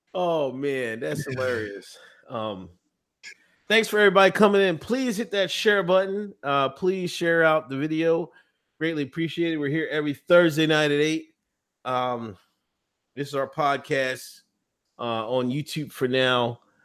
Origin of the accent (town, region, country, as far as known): Pennsylvania, United States; born or raised there